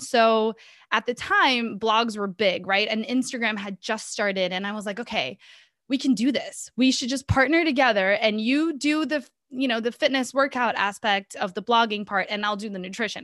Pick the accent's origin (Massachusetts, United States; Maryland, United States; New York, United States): Massachusetts, United States; Boston; also born or lived in Minas Gerais, Brazil; I grew up in Boston, so I'm pretty much half Brazilian, half American at this point.